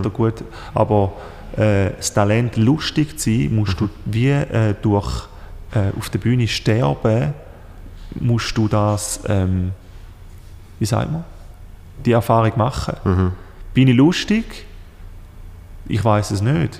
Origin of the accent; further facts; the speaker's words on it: Switzerland; als Schweizer